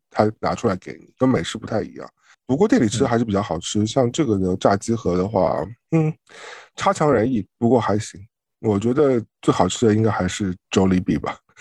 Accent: Shanghai, China; moved away as an adult; also born or lived in Beijing; 因为我从小在上海生活，将近嗯。了二十几年吧，才，才去了北京

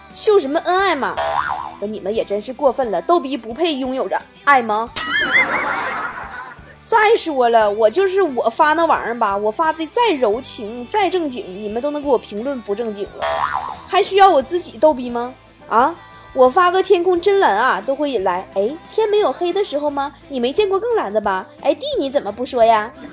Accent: China; 我们中国人

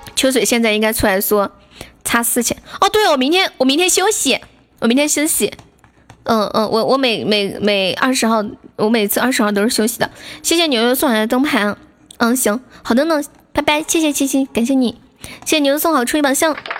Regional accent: Sichuan, China; 我们四川人

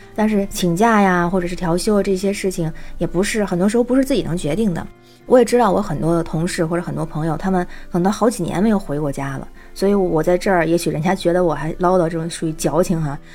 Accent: Tianjin, China; moved away as an adult; now in Beijing, China; 我是天津人，在北京

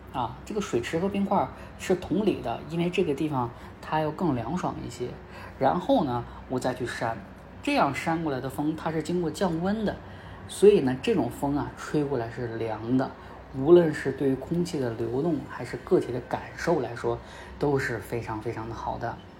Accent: Northeast China, China; 因为我家是东北的

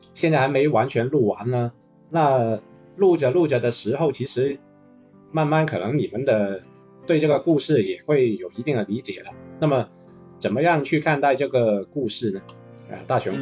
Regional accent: Guangzhou, Guangdong, China; 也是跟我们一样土生土长的广州人

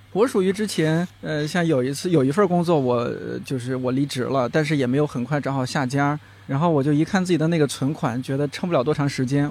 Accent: China; 我们尤其作为中国人

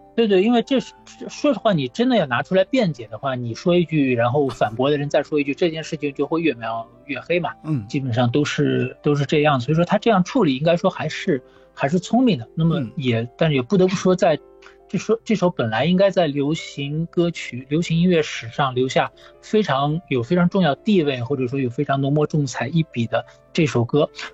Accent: Shanghai, China; now in Spain; 上海，我是在上海长大的

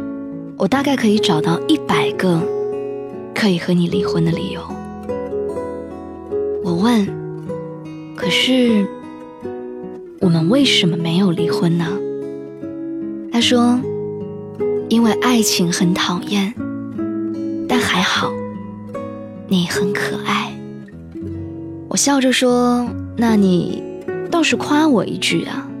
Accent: Qingdao, Shandong, China; 他又问我说：“你老家是哪里的？”我说：“是青岛。”

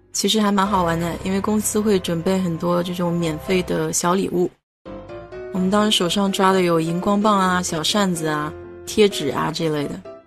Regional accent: China; 我们中国人呢，看这个节日就会觉得有点奇怪，因为毕竟绿帽子在我们的文化里面是一个另一种解释

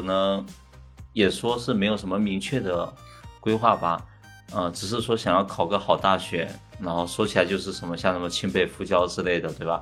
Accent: hometown near Xiamen, Fujian, China; moved away as an adult; also born or lived in Shanghai; 我就回到了我家乡附近的厦门去求职工作

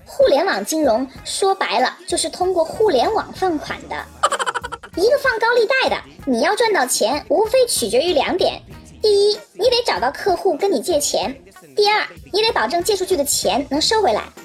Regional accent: China; 我们中国人太聪明了

